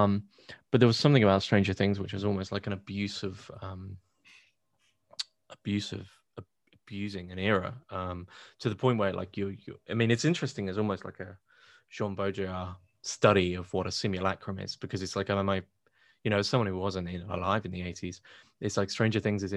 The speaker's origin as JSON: {"language": "English", "country": "United Kingdom", "said": "I'm British"}